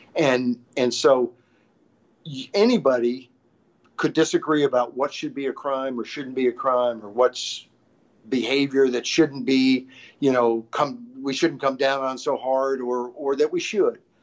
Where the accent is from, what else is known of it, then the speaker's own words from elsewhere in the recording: Arkansas, United States; grew up in Arkansas